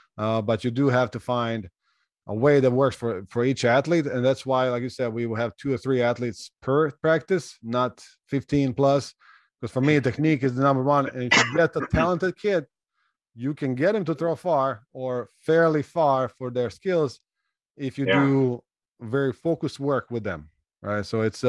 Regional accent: Slovenia; English is a second language; I came from Europe, right? Slovenia, Croatia, our neighbors speaks almost the same language. Similar culture, right?

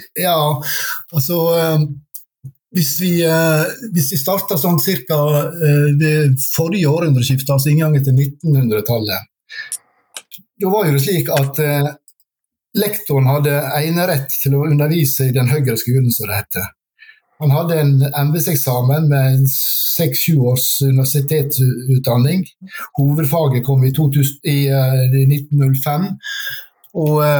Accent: Sunnmøre, Møre og Romsdal, Norway; now in Oslo, Norway; jeg er sunnmøring, bor i Oslo

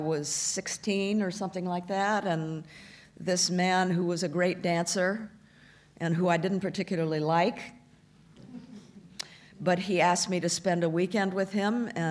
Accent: United States; moved away as an adult; also born or lived in Paris, France; as an American living in Paris

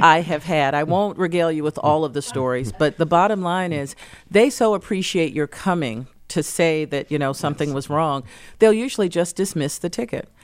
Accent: North Carolina, United States; now in Detroit, United States; back in my home state of North Carolina

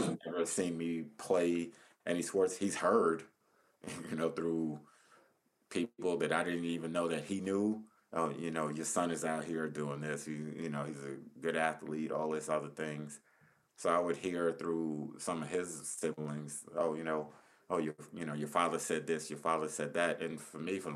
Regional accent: Paterson, New Jersey, United States; I'm from Patterson

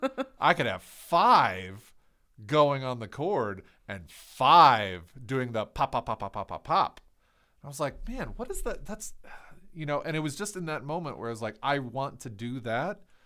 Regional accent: Ohio, United States; I'm from Ohio

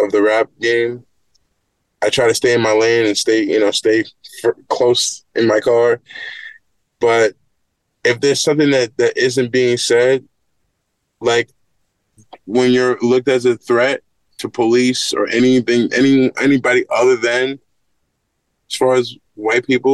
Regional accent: Great Neck, New York, United States; growing up in Great Neck

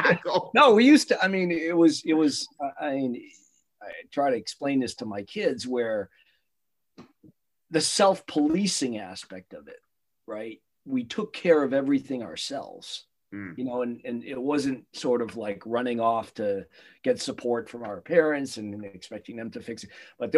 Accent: New Auburn, United States; I grew up in New Auburn.

